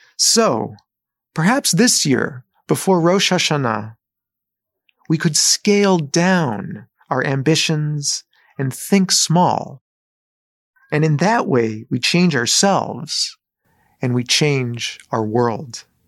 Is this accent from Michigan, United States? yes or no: yes; Southfield, Michigan, United States; moved away; I grew up in Southfield, Michigan